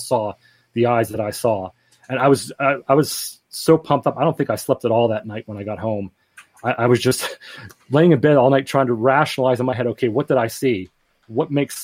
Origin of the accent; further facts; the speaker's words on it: Greensburg, Pennsylvania, United States; my hometown of Greensburg, Pennsylvania